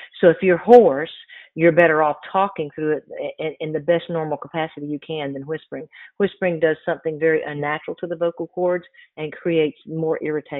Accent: the South, United States; because I grew up in the South and grew up in Southern, you know, Southern gospel churches

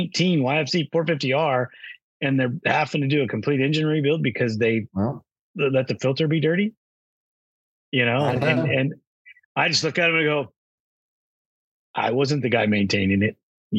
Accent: West Coast, United States; I come from the West Coast, rocks, dust, you know, that's our thing.

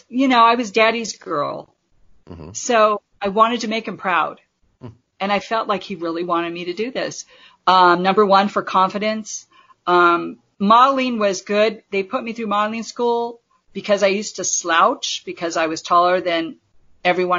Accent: Southern California, United States; born and raised in California

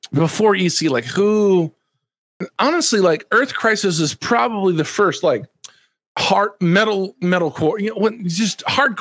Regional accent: Texas, United States; also born or lived in Dallas-Fort Worth, Texas / New Orleans, Louisiana; I'm from Texas. Especially at the time I lived in the Dallas-Fort Worth area, you know, Dallas, Texas

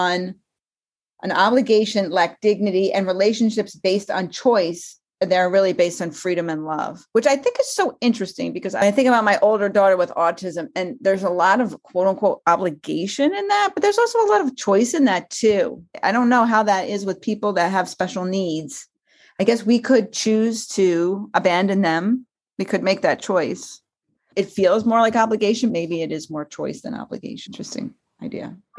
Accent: New Jersey, United States; growing up in New Jersey when I was a kid

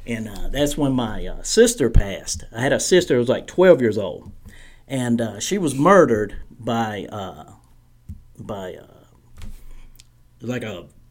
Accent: Startown, North Carolina, United States; where I was raised in Startown, North Carolina

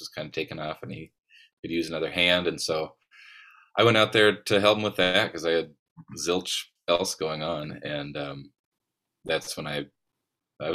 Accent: Montana, United States; also born or lived in Los Angeles; growing up in Montana

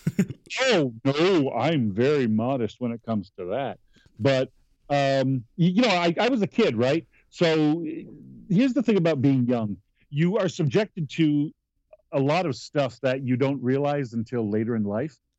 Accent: Malone, New York, United States; I grew up in a, a, town called Malone, New York

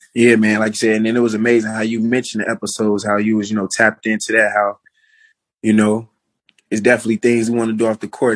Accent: United States; to be in my home country playing

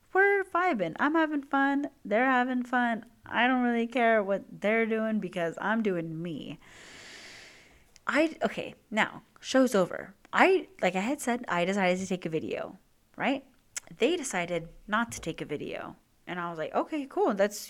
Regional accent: California, United States; we know we're the same age, we're both from SoCal

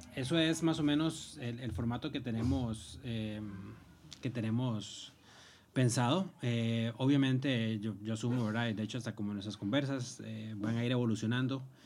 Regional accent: Cartago, Costa Rica; moved away as an adult; now in Madrid, Spain; Soy originario de Cartago, en Costa Rica.

